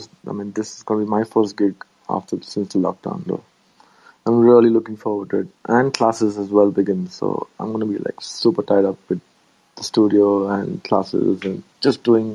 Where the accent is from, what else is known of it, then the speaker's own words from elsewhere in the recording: India; I'm from India, bro.